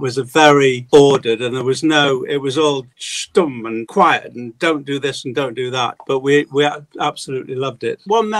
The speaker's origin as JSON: {"language": "English", "town": "Manchester", "region": "North West England", "country": "United Kingdom", "tie": "born or raised there", "moved": "as an adult", "lives_now": "London, United Kingdom", "said": "I grew up in North Manchester in Broughton Park, which was quite a Jewish area."}